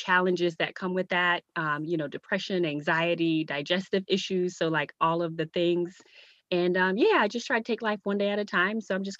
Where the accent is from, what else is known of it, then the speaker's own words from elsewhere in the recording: U.S. Virgin Islands; now in Virginia, United States; So I'm originally from the Virgin Islands. Now I live in Virginia with my husband, two kids, and a dog.